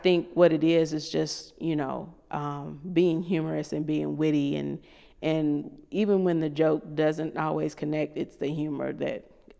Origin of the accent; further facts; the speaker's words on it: Kentucky, United States; And I'm from Kentucky.